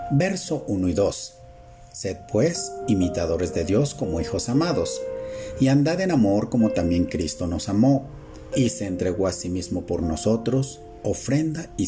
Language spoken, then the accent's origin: Spanish; Mexico; Y como mexicanos es muy común que la gente hable en doble sentido, o como lo conocemos vulgarmente como albures.